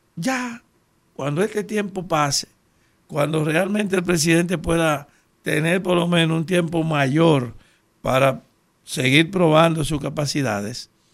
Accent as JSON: {"language": "Spanish", "country": "Dominican Republic", "said": "somos dominicanos"}